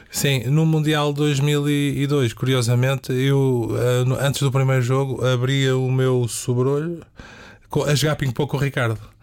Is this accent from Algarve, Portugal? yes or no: no; Amadora, Lisbon, Portugal; eu sou da Amadora também, é o palavreado de rua